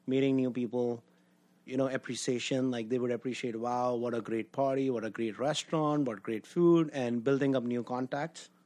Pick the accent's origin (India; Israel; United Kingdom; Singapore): India; Delhi; moved away as an adult; now in United States; I was born in Delhi, raised in Delhi